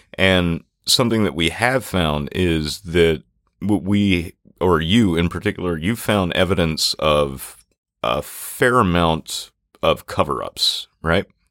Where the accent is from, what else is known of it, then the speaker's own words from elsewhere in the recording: Natchez, Mississippi, United States; growing up in Natchez